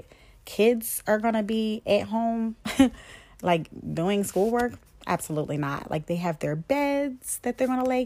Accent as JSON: {"language": "English", "town": "Hershey", "region": "Pennsylvania", "country": "United States", "tie": "born or raised there", "also_born_or_lived": "Philadelphia, Pennsylvania", "lives_now": "Harrisburg, United States", "said": "I'm originally from Philadelphia, Pennsylvania. I live in Harrisburg, Pennsylvania. I went to a boarding school practically all my life in Hershey, Pennsylvania"}